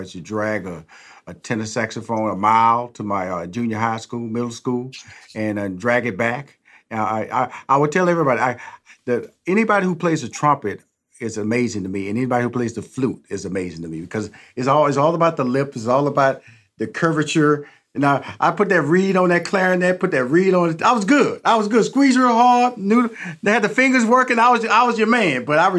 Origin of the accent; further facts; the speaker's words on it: Houston, Texas, United States; I'm from Houston.